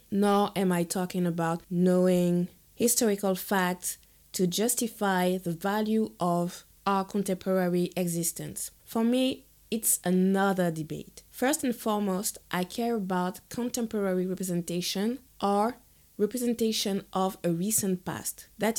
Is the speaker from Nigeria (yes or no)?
no; Guadeloupe; English is a second language; born and raised in Guadeloupe. I started Kaokeramon as a testimony of my journey to define my identity as a Black, Afro-Caribbean, Guadeloupean, and French woman.